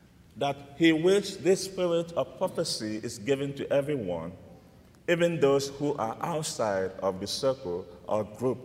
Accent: Nigeria; moved away; I'm from Nigeria, and I grew up in a deep Catholic environment

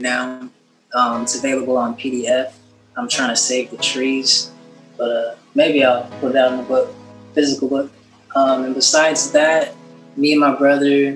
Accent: San Jose, California, United States; I grew up in San Jose, California, which is in the Bay Area

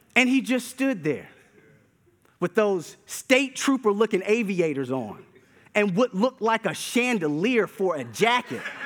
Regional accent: Durham, North Carolina, United States; As a kid growing up in Durham, North Carolina

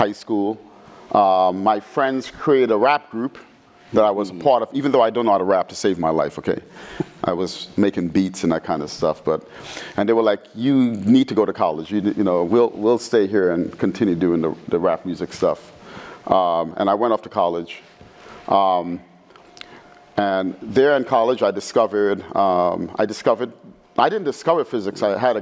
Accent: New York City, New York, United States; growing up in the Bronx

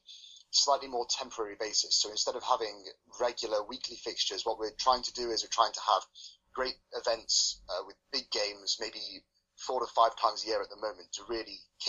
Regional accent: Birmingham, West Midlands, United Kingdom; moved away as an adult; also born or lived in Durham; now in Copenhagen, Denmark; I was born in Birmingham, and I went to uni up in Durham.

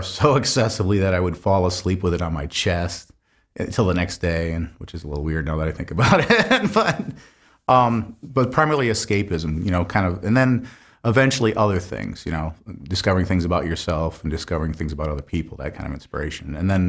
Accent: Grand Blanc, Michigan, United States; Grand Blanc.

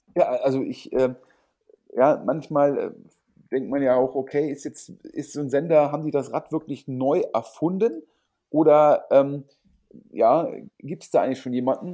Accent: Düsseldorf, North Rhine-Westphalia, Germany; Düsseldorf sozusagen meine Heimatstadt

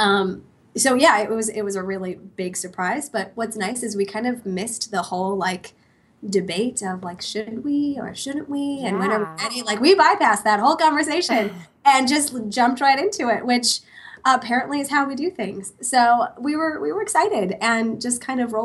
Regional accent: New York or Pennsylvania, East Coast, United States; also born or lived in Portland, Oregon / Rochester, New York; we had really been born and raised on the East Coast of New York or Pennsylvania our whole lives

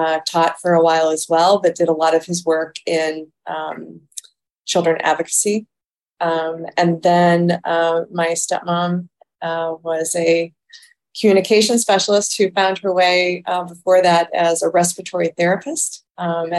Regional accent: Toledo, Ohio, United States; I was born in Toledo, Ohio

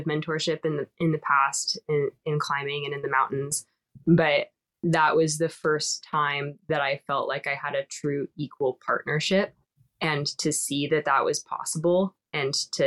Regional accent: Olympia, Washington, United States; I grew up in Washington. I'm originally from Olympia

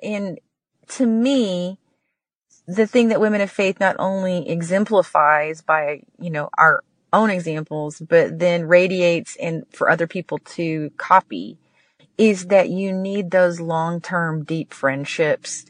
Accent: Texas, United States; I grew up in Texas

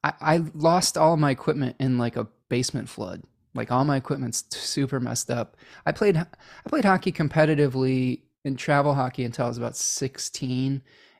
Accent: Chicago, Illinois, United States; I was a little bit partial to the Blackhawks growing up in Chicago, when they were really good at that point.

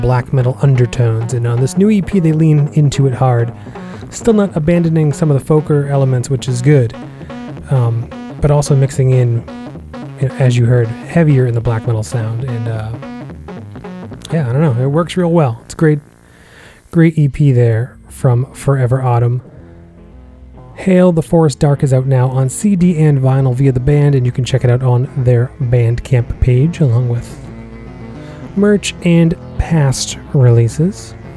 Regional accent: Massachusetts, United States; my home state of Mass

